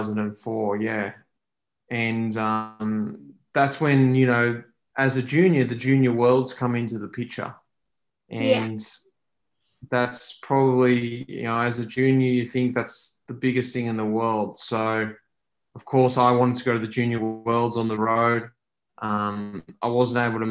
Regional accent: Victoria, Australia; I'm from Victoria

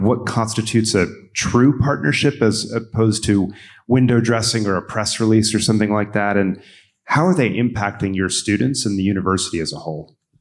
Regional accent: Maryland, United States; in my home state, in Jeff's adopted state, uh, of, of Maryland

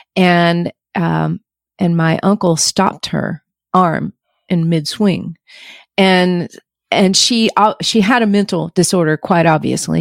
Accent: North Georgia mountains, United States; I grew up in the North Georgia mountains

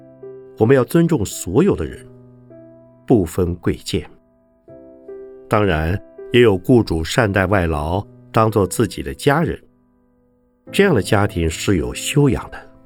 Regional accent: Taiwan; 就台湾来讲，虽然我们台湾人看来似乎人人都有宗教信仰，常常到庙里拜拜，但是许多人只有拜的动作。

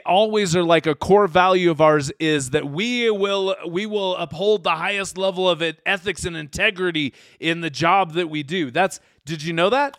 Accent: Utah, United States; we're from Utah

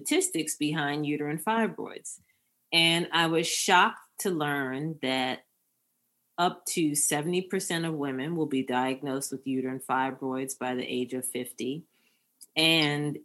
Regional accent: Baltimore, Maryland, United States; moved away; I'm a Baltimore girl. So I'm back in Maryland, but I was gone for a long time

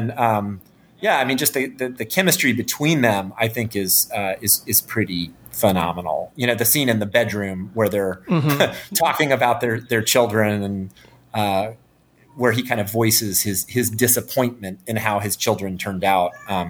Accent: Chicago, Illinois, United States; And so I thought, oh, well, I said, I'm from Chicago. We should work together.

